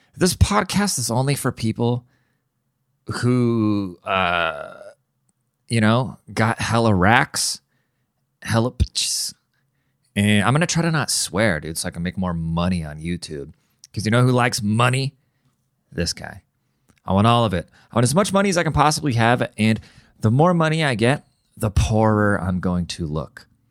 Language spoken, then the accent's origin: English; Seattle, Washington, United States; I'm from Seattle